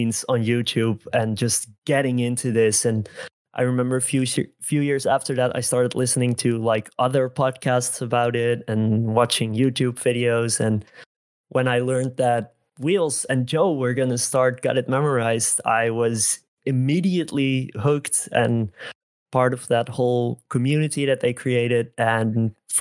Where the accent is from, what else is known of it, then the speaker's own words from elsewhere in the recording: Netherlands; English is a second language; I am Dutch. I'm from the Netherlands. And when this game released, I was 5 years old and I didn't speak a word of English.